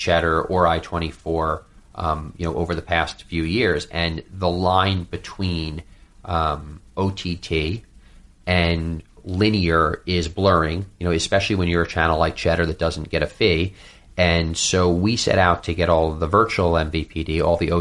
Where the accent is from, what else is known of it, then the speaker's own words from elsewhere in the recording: New York City, New York, United States; I'm a New Yorker